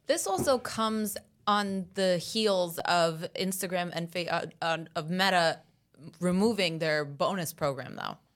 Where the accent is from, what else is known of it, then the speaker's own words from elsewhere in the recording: New York City, New York, United States; first language Italian; English is a second language; Italian's my first language, actually. I didn't learn English here until I was five